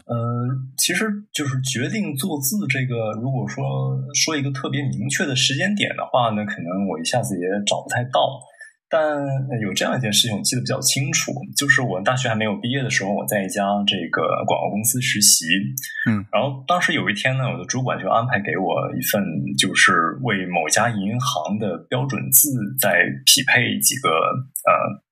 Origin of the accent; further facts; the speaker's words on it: Dalian, Liaoning, China; 我出生于这个辽宁省大连市啊